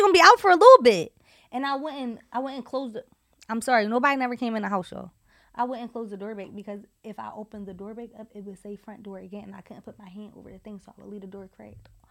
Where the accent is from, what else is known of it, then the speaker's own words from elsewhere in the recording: Philadelphia, Pennsylvania, United States; moved away; I'm from Southwest and if you know about Southwest, you know about Southwest. I'm from the cool part of Southwest. I'm not, I'm from fifty-first and Baltimore